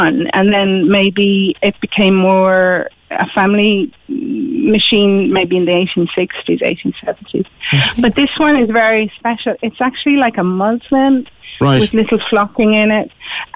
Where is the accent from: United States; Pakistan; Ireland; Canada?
Ireland; Dublin, Leinster; moved away; I am originally from Dublin, but my mum's from Kinsale